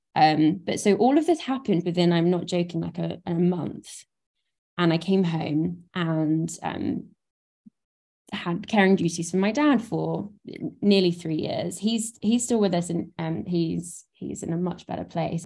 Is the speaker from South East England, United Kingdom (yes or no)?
yes; Brighton, South East England, United Kingdom; I didn't live in London. I'm from Brighton